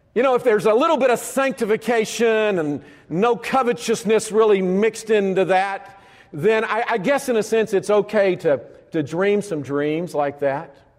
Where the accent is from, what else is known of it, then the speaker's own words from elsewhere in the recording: Alabama, United States; I grew up in Alabama